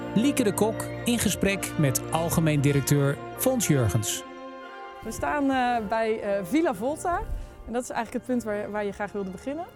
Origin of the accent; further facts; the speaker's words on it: North Brabant, Netherlands; als je identificeert als Brabander, iets wat ik dan heel erg doe